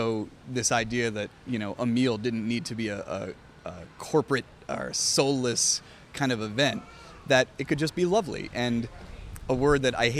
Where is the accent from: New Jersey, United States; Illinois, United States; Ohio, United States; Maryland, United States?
New Jersey, United States; East Brunswick; now in Atlanta, United States; growing up in East Brunswick, New Jersey, a suburb about an hour outside of New York